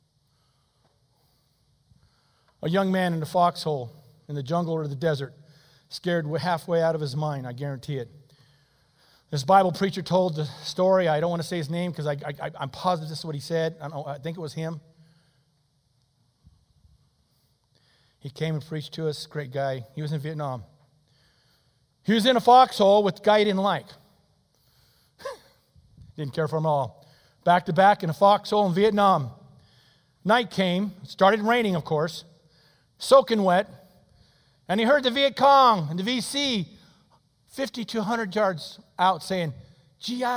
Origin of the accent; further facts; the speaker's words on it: United States; I'm an American